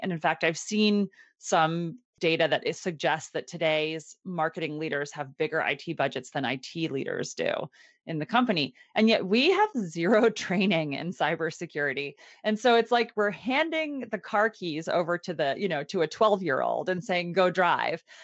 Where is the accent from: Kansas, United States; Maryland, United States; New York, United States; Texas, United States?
Maryland, United States; Annapolis; I am from Annapolis, Maryland